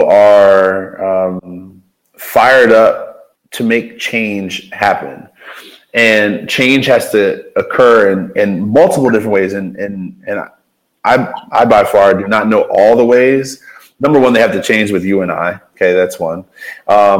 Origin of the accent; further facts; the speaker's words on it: Baltimore, Maryland, United States; now in Ohio, United States; I'm from Baltimore